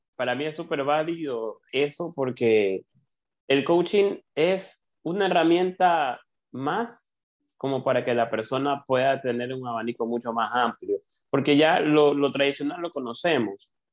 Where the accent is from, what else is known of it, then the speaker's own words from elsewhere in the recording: Ecuador; acá en Ecuador, les cuento, yo soy de Ecuador